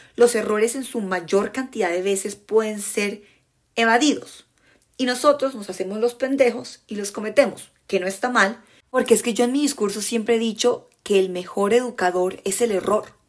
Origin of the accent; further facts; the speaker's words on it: Colombia; accent: Colombian; en mi acento colombiano